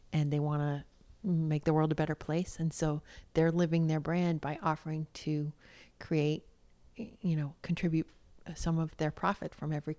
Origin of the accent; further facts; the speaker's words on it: United States; I'm an American